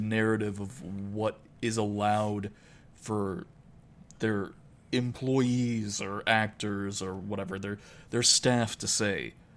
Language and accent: English; United States; I'm an American. I'm not, you know, I'm not Irish